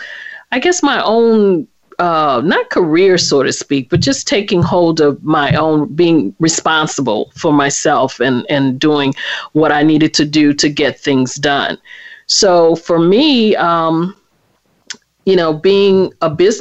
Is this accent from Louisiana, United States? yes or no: yes; New Orleans, Louisiana, United States; now in Washington, D.C., United States; I am originally from New Orleans, Louisiana, but I'm currently in the Washington, D.C. area.